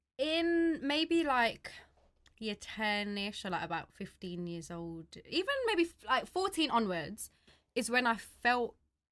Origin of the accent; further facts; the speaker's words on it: London, United Kingdom; in East London, there was bare Filipinos in school anyway. So, like, it was obviously normal, quote, to see Filipinos around you and stuff, and obviously where we grew up in with the Filipino community.